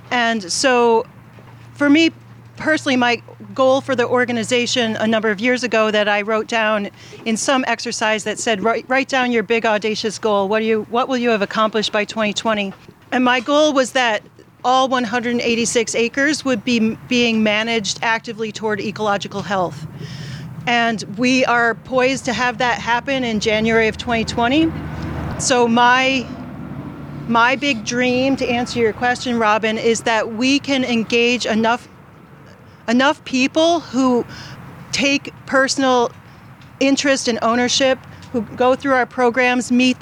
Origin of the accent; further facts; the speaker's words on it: New York, United States; moved away as an adult; also born or lived in Massachusetts; now in York County, Pennsylvania, United States; I grew up in New York State